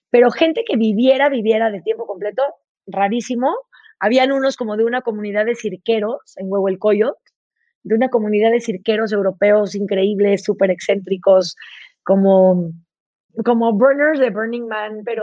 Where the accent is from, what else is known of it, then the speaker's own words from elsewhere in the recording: Chihuahua, Mexico; born there; Mira, yo nací en Chihuahua. Nací cuando mis papás estaban trabajando en el barrio más pobre de Chihuahua, que se llama el Cerro de la Cruz